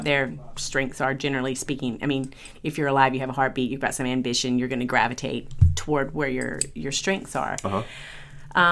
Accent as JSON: {"language": "English", "region": "Georgia", "country": "United States", "moved": "as an adult", "lives_now": "California, United States", "said": "I am from Georgia originally, and I got an English degree."}